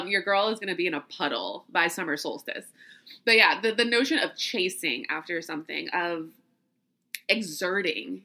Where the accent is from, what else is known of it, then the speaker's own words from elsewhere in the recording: the South, United States; also born or lived in New York; this little southern city I'm from